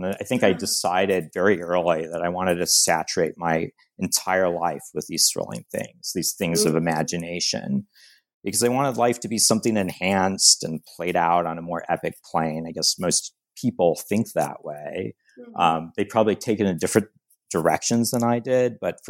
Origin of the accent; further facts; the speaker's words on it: San Diego, California, United States; I grew up in San Diego, California